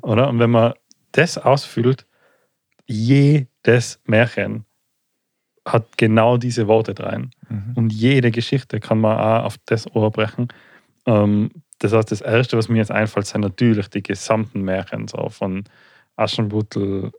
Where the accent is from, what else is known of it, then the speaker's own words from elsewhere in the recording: Tyrol, Austria; bei uns in Tirol